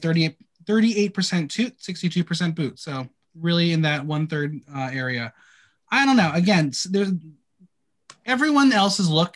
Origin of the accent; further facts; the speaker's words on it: United States; me being American